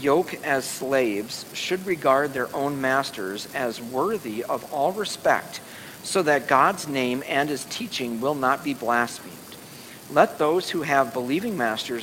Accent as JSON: {"language": "English", "country": "United States", "said": "as American citizens in the 21st century"}